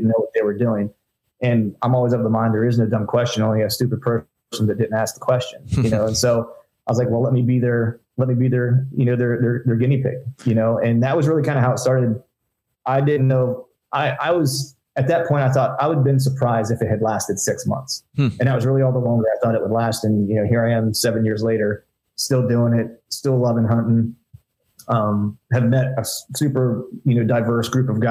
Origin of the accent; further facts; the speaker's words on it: Pennsylvania, United States; moved away as an adult; also born or lived in Orlando; I grew up in Pennsylvania, heavy hunting heritage state.